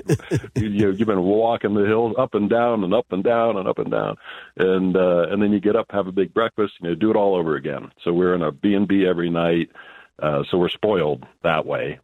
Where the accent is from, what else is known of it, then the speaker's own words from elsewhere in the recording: Ohio, United States; moved away as an adult; also born or lived in Cincinnati, Ohio; now in New Mexico, United States; I was born and raised in Ohio, and I lived in Cincinnati for quite a number of years.